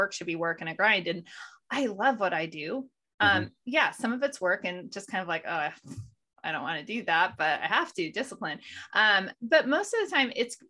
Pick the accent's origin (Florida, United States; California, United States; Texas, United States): California, United States; Modesto; moved away as an adult; also born or lived in Denver, Colorado; now in North Idaho, United States; I grew up in Modesto, California